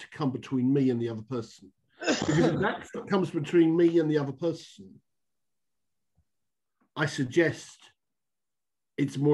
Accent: United Kingdom; also born or lived in Luton; seek to walk as a Brit

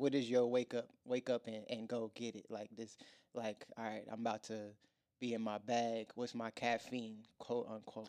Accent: Virginia, United States; moved away as an adult; now in Atlanta, United States; I'm from Virginia

